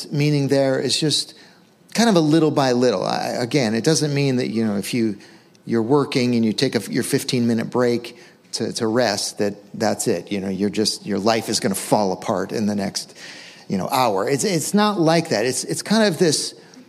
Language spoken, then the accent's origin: English; Western Massachusetts, United States; I grew up in Western Mass, and our backyard was just woods